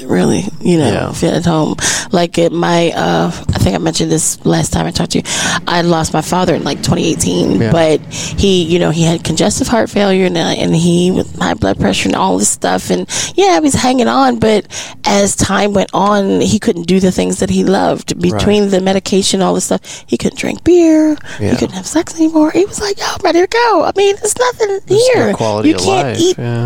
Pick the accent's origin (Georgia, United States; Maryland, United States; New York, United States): Maryland, United States; now in Texas, United States; I'm from Maryland